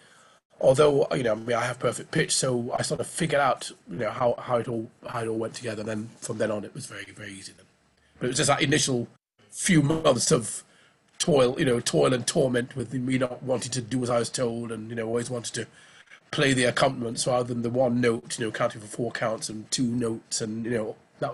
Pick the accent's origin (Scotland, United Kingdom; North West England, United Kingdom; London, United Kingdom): North West England, United Kingdom; Oldham; Well, I mean, I'm from Oldham in Lancashire, near Manchester. I might not sound like it, but I know that's where I was born. And, I mean, my parents, of course, emigrated from Barbados in 57.